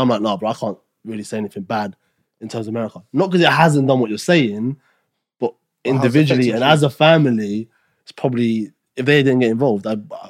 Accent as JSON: {"language": "English", "country": "Kosovo", "moved": "yes", "lives_now": "United Kingdom", "said": "I'm from Kosovo. So as you know, it's a war-torn country."}